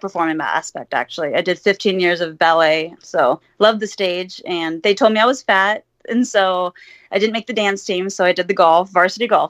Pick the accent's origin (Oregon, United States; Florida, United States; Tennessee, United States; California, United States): California, United States; Huntington Beach; I'm from Huntington Beach